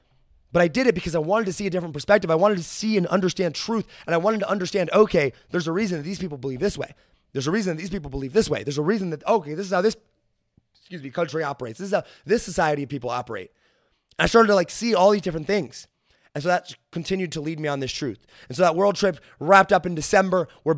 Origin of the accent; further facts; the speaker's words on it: Midwest, United States; I understand that I am a white male growing up in Midwest America with a family whose parents are not divorced.